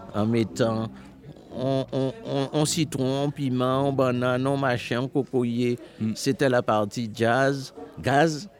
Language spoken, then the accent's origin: French; Marie-Galante, Guadeloupe; quand je suis né à Marie-Galante, euh, il n'y avait pas de l'eau courante